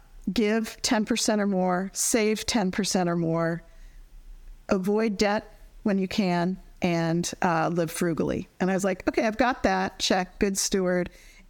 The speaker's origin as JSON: {"language": "English", "region": "Colorado", "country": "United States", "tie": "born or raised there", "moved": "yes", "lives_now": "Washington, D.C., United States", "said": "I grew up in Colorado"}